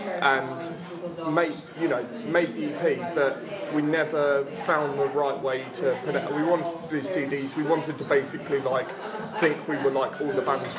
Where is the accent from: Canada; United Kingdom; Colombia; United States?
United Kingdom; Horsham, South East England; now in Southampton, United Kingdom; Because I grew up in a much smaller place than Southampton. I grew up in Horsham